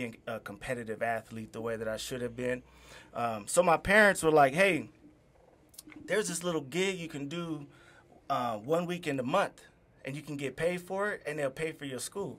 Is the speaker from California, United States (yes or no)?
yes; Inland Empire and Los Angeles, California, United States; I grew up between the Inland Empire and L.A.